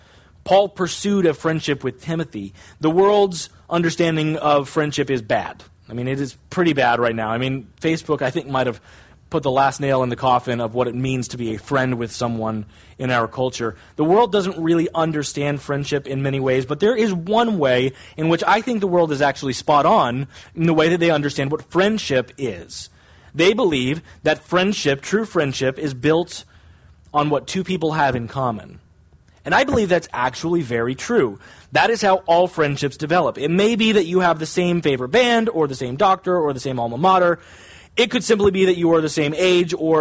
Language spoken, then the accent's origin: English; United States; technically, I'm an American